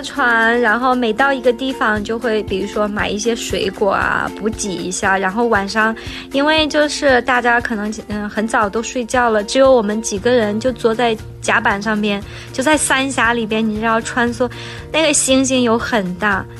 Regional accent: Beijing, China; 可能他从巴黎来，他从伦敦来，我从北京来，有的从台湾来，然后这样一起去旅行

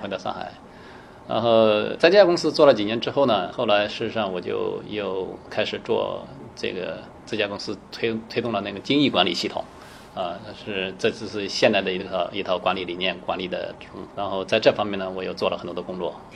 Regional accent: China; moved away as an adult; also born or lived in Germany / United States; 我们中国人这个相对头脑比较灵活

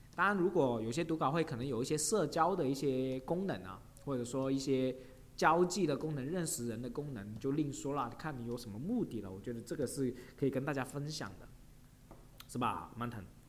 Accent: China; 我们中国人

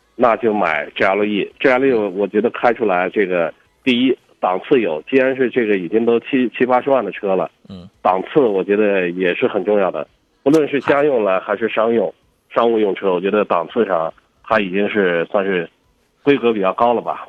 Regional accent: China; 我们中国人

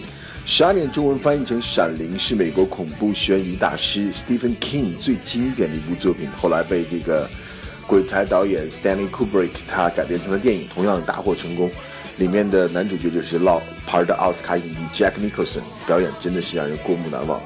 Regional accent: China; 我们中国人叫百家饭

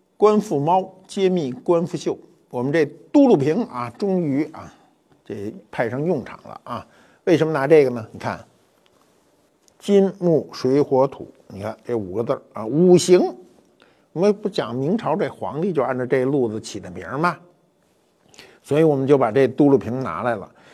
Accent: China; 我们中国人直接，啊，尤其生人直接直接呼名字是不礼貌的

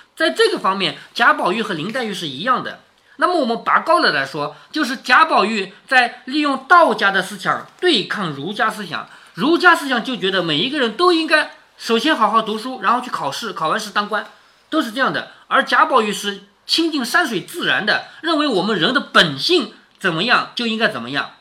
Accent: China; 我们中国人是不雕刻的

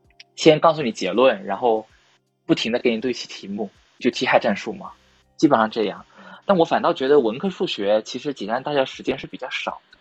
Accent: Hunan, China; 他说，因为我从湖南来的，就他每次都让我在人文地理讲题的时候要提供两个视角。

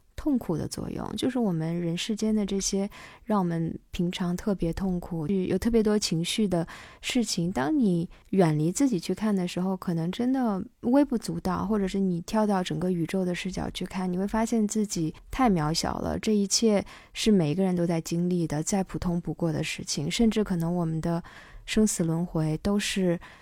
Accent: China; 我们中国人

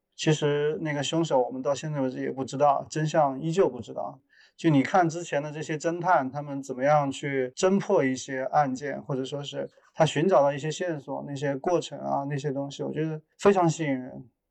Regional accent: Jingdezhen, Jiangxi, China; moved away; 我是一个生长于景德镇的艺术家

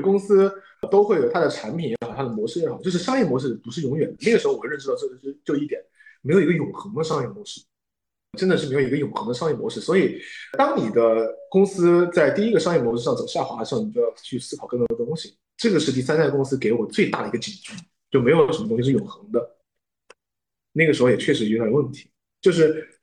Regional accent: Wuhan, Hubei, China; moved away; 回到了自己的家乡之后，因为我是武汉人

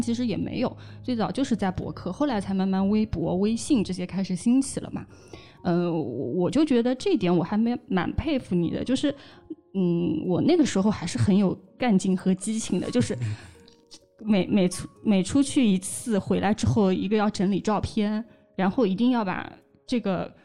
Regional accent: Hangzhou, Zhejiang, China; 我们从小在杭州

